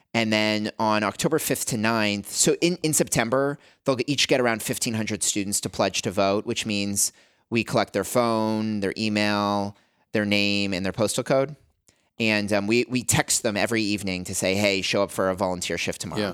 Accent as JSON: {"language": "English", "country": "Canada", "tie": "born or raised there", "also_born_or_lived": "Albuquerque, New Mexico, United States", "moved": "as an adult", "said": "I grew up in Canada"}